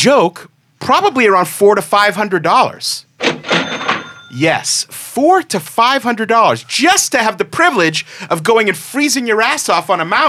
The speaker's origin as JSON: {"language": "English", "region": "Massachusetts", "country": "United States", "tie": "born or raised there", "said": "I grew up in Massachusetts, and much like anyone else who grew up in near a big city, a Boston, a New York, a Chicago"}